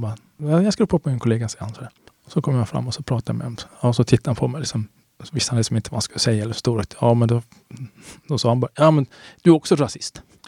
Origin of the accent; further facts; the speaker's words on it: Sweden; jag är också svensk